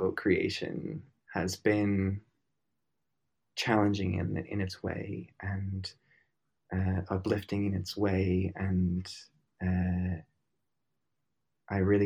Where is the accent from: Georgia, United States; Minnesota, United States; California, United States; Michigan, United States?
Minnesota, United States; moved away; I was born and raised in Minnesota